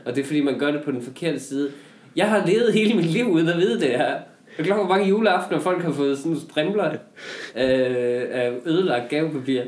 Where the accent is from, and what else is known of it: Denmark